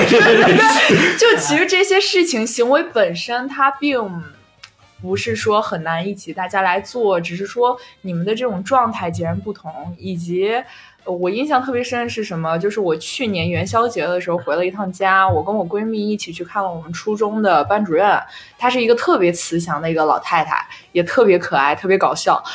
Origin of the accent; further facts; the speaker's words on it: Shijiazhuang, Hebei, China; moved away; also born or lived in Shanghai; 我一直在我老家就在石家庄待着嘛